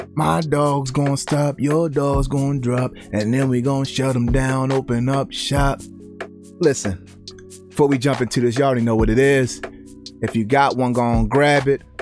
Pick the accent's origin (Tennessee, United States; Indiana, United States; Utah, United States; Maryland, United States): Maryland, United States; Baltimore; growing up in the inner cities. I'm from Baltimore